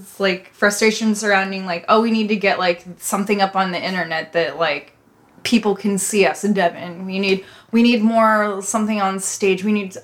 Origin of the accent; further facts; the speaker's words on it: Midwest, United States; I'm from the Midwest